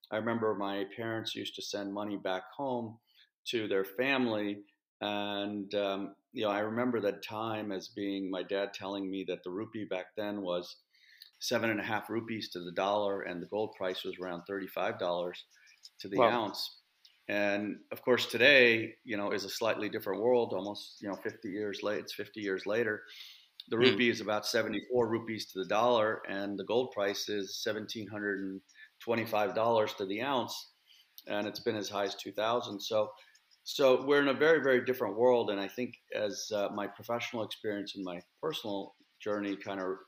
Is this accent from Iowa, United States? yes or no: yes; Iowa, United States; moved away as an adult; also born or lived in Moradabad, India / London, United Kingdom; I grew up in a small town in the Midwest in Iowa in the United States